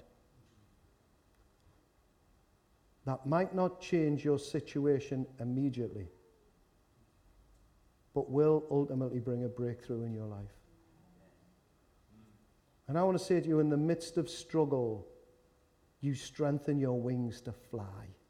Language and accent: English; Newcastle upon Tyne, North East England, United Kingdom; accent: Geordie; I'm from Walker